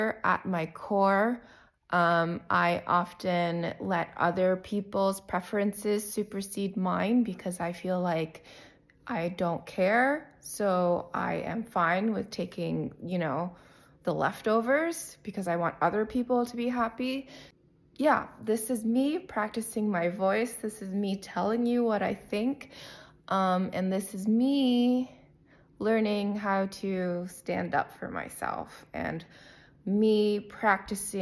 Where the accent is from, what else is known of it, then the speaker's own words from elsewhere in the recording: Windsor, Ontario, Canada; I was raised in Windsor, Ontario, Canada, by immigrant parents